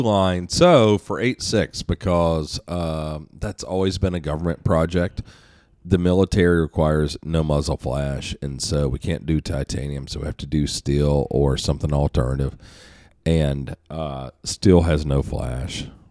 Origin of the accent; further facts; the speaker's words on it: United States; I'm an American